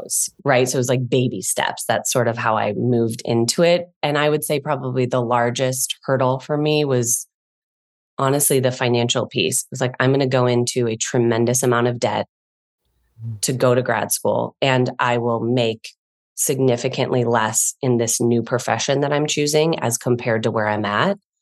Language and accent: English; Chicago, Illinois, United States; I'm from Chicago originally.